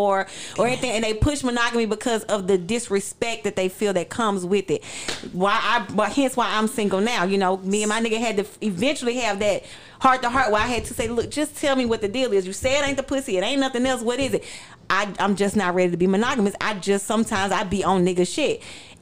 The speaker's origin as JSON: {"language": "English", "region": "Alabama", "country": "United States", "moved": "yes", "said": "I'm from Alabama"}